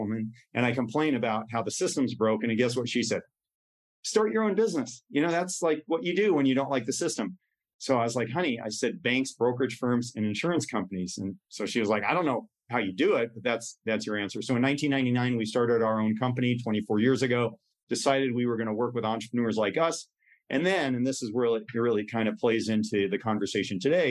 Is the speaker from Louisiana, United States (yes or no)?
no; Tucson, Arizona, United States; I was born and raised in Tucson, Arizona